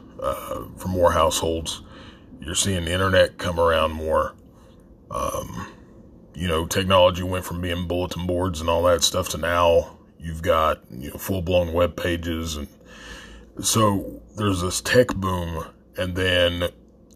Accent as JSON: {"language": "English", "region": "Appalachia", "country": "United States", "tie": "born or raised there", "said": "a lot of us that grew up in the area"}